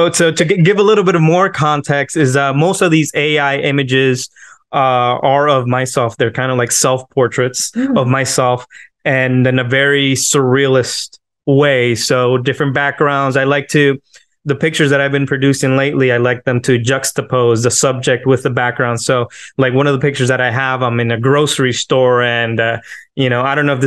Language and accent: English; Miami, Florida, United States; from Miami, Florida.